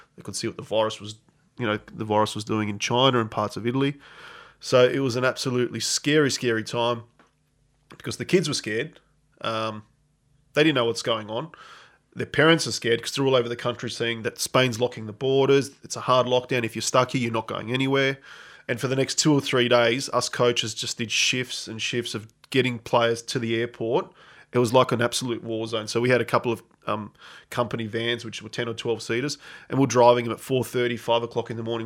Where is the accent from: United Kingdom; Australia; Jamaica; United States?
Australia; moved away as an adult; also born or lived in Adelaide / Barcelona; I'm this Australian coach